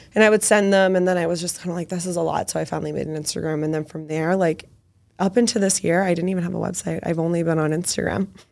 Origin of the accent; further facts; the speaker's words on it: Medford, Massachusetts, United States; I am from Medford, so very close to the city